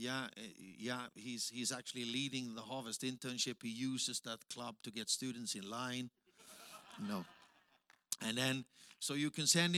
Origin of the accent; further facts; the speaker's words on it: Austria; English is a second language; moved away as an adult; now in Africa; In between Germany and Italy, that's where I was born